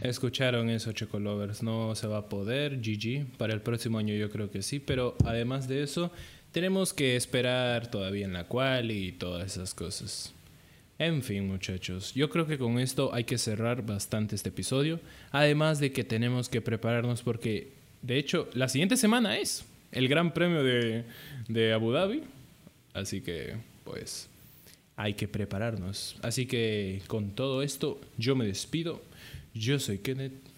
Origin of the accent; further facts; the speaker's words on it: Peru; aquí en Perú, para los que no sepan, somos peruanos